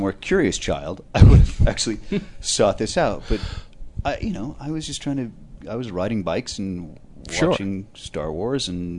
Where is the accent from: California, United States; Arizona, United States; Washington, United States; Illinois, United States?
Washington, United States; Seattle; And because I grew up in Seattle, which was very close to the Canadian border